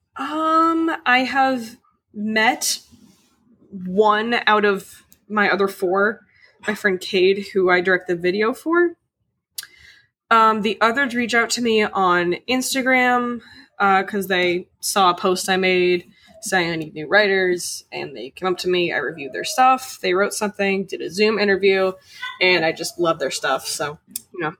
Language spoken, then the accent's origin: English; Boston, Massachusetts, United States; I'm from Boston